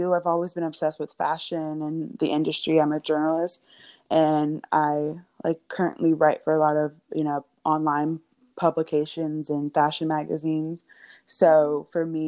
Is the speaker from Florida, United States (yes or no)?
yes; Miami, Florida, United States; I'm from Miami, Florida